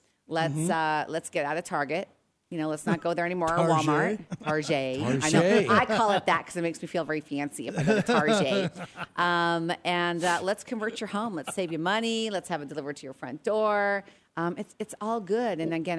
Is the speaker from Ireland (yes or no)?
no; Regina, Saskatchewan, Canada; And growing up in Canada, I know you guys, you know, I got to tell you about this. Like in Regina, by the way, my friends text me because they're listening in. They're like … we don't have 130,000 people.